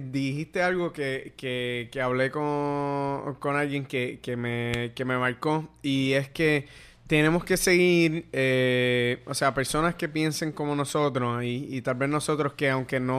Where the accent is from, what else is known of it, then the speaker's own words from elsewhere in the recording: Guaynabo, Puerto Rico; porque yo, soy de Guaynabo.